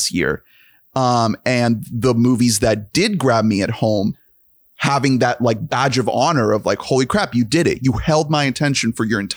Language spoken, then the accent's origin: English; Colombia; I am from Colombia